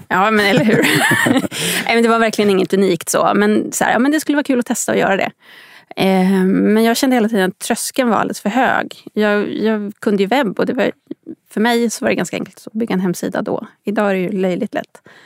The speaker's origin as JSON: {"language": "Swedish", "town": "Upplands Väsby", "region": "Stockholm County", "country": "Sweden", "tie": "born or raised there", "said": "Jag är uppväxt i Upplands Väsby, en bit norr om Stockholm"}